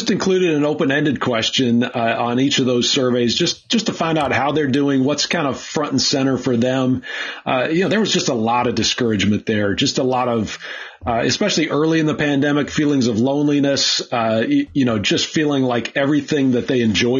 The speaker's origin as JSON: {"language": "English", "region": "Minnesota", "country": "United States", "tie": "born or raised there", "also_born_or_lived": "Pennsylvania", "moved": "yes", "said": "when I moved away from Minnesota"}